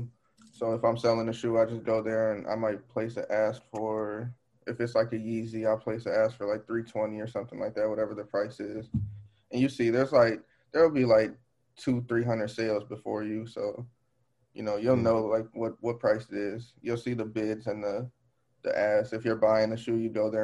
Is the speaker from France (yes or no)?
no; Waukegan, Illinois, United States; I'm from just north of Chicago, Waukegan